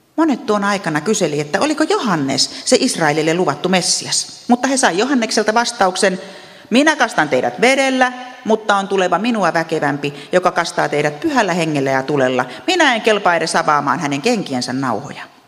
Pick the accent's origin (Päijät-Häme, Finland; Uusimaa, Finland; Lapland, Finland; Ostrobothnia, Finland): Ostrobothnia, Finland; Meillä Pohjanmaalla ajatellaan, mitä ihmiset ajattelevat